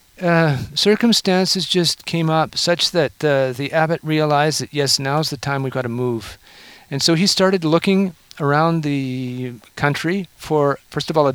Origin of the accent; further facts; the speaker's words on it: Canada; now in Oklahoma, United States; I'm a Canadian